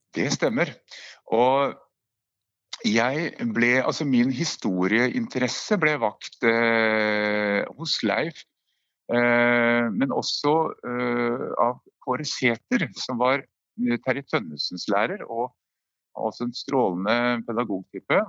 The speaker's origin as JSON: {"language": "Norwegian", "town": "Brumunddal", "region": "Innlandet", "country": "Norway", "tie": "born or raised there", "said": "Brumunddal, der jeg vokste opp"}